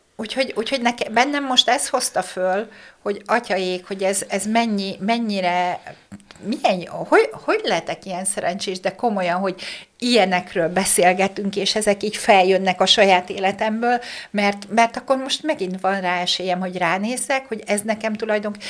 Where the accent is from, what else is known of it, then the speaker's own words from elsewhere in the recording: Békéscsaba, Békés, Hungary; moved away; én vidéki lány vagyok, ugye Békés Csabai vagyok eredetileg